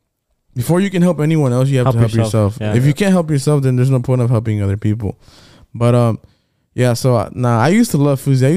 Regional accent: Georgia, United States; we're all born in Georgia.

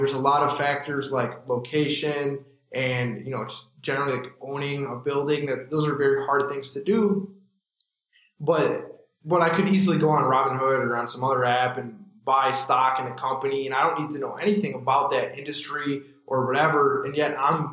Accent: 30 minutes outside Detroit, Michigan, United States; now in Detroit, United States; I grew up 30 minutes outside the city

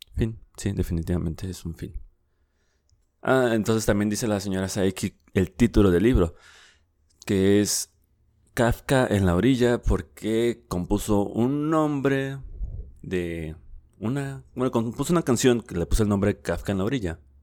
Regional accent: Mexico; aquí en mi país, en México

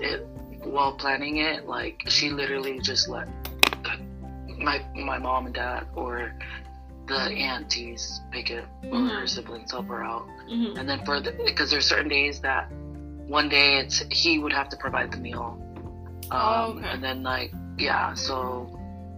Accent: Phoenix, Arizona, United States; I'm actually from Phoenix, Arizona, but my ethnicity is Polynesian from the island of Tonga.

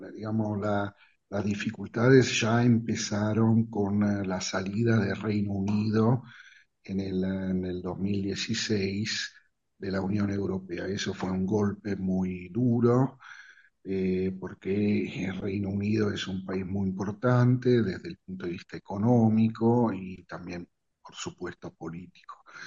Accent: Italy; also born or lived in Rosario, Argentina; como todos los ciudadanos italianos estamos

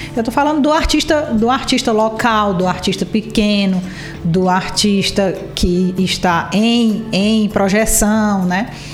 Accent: Ceará, Brazil; eu sou cearense

